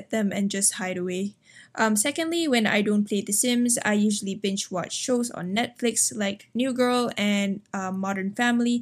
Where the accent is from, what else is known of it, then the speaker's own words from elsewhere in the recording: Malaysia; I'm from Malaysia